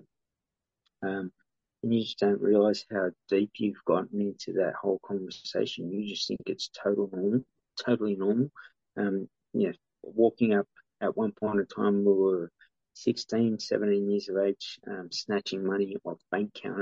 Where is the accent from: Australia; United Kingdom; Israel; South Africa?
Australia; Sydney, New South Wales; my DNA growing up in Redfern